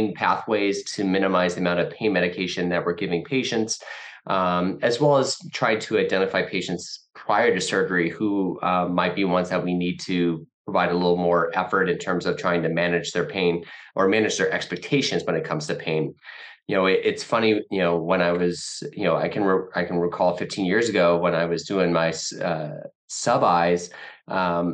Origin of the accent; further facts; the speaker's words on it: Midwest, United States; also born or lived in New York City, United States; now in Detroit, United States; we're both from the Midwest